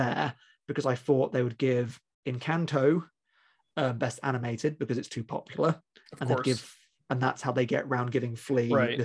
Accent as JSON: {"language": "English", "country": "United Kingdom", "said": "being British and not born at the time"}